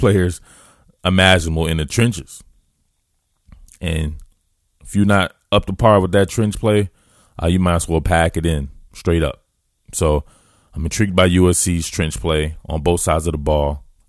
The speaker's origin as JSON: {"language": "English", "region": "the South", "country": "United States", "moved": "yes", "said": "I know I'm out here in Pac twelve land as a Southerner, one of them Southerners."}